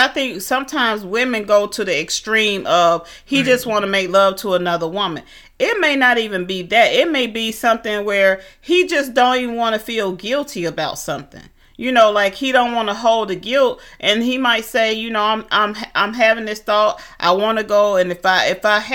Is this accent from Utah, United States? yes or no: no; Atlanta, Georgia, United States; moved away; I'm from Atlanta